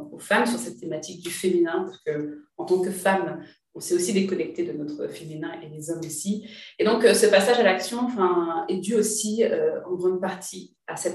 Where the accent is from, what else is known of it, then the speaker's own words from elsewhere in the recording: Martinique, France; now in Paris, France; moi, je suis martiniquaise, ma volonté, c'est d'implanter mon entreprise en Martinique.